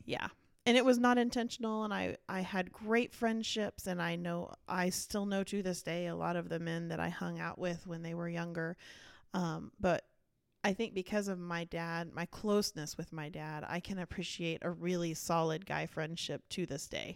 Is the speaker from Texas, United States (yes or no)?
yes; Dallas, Texas, United States; I was born and raised in Dallas